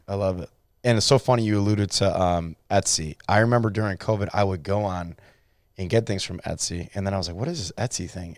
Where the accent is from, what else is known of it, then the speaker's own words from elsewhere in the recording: Cleveland, Ohio, United States; I'm from Cleveland, Ohio